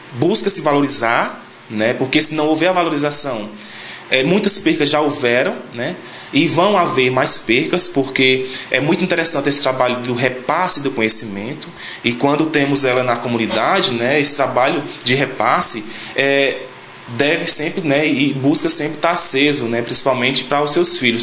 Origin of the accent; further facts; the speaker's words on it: Sítio Chico Gomes, Ceará, Brazil; sou da comunidade do Sítio Chico Gomes